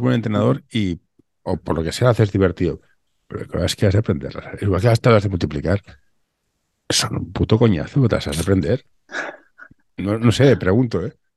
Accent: Barcelona, Catalonia, Spain; yo soy de Barcelona

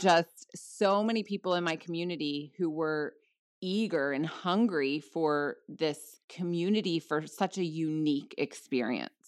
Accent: New Jersey, United States; I'm in South Jersey right now. My husband and I met here, we met in middle school.

